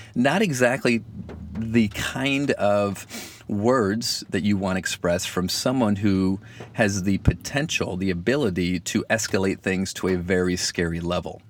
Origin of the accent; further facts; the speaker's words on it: Michigan, United States; accent: Michigan; my Michigan accent